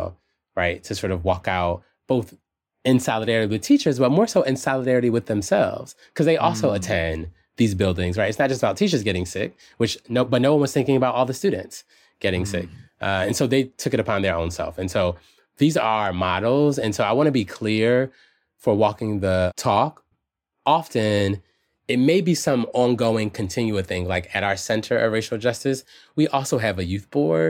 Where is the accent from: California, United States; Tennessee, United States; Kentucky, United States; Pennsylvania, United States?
Pennsylvania, United States; Philadelphia; moved away; also born or lived in Amherst, Massachusetts; my hometown of Philadelphia